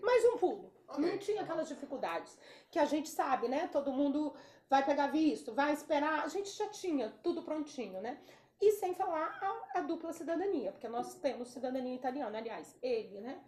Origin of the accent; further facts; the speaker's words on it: Espírito Santo, Brazil; moved away as an adult; now in United States; Eu não sou mineira, eu sou capixaba